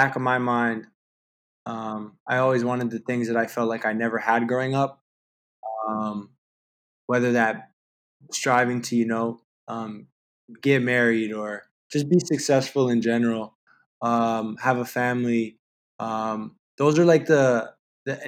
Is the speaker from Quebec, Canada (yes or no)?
no; Toronto, Ontario, Canada; I've been downtown Toronto my whole life. I mean, growing up in the Regent Park area